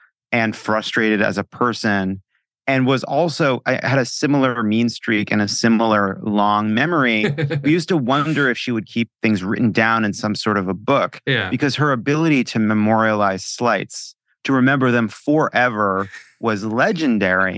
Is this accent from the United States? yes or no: yes; Long Island, New York, United States; I come from Long Island Jews